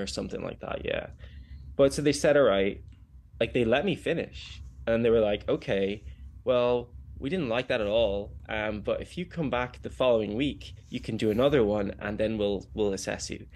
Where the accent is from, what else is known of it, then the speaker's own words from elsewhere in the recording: Kilcoole, Leinster, Ireland; also born or lived in Greystones, Ireland; I grew up in Wicklow on the east coast of the tiny island. I grew up in Kilcool and then moved to Greystones.